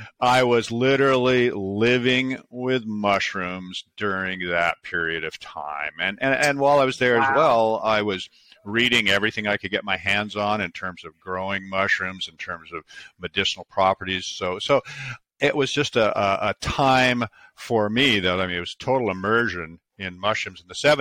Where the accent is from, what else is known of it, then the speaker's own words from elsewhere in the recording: Seattle, Washington, United States; Sure. Well, I was born in the Pacific Northwest, grew up in Seattle.